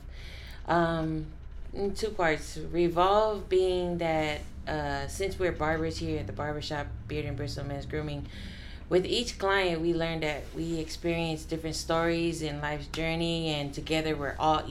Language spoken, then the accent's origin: English; San Francisco, California, United States; also born or lived in Bronx, New York / Texas; now in Allen, United States; Originally from San Francisco, California, I did live in New York, however, in the Bronx for quite some time, and moved here to Texas 5 years ago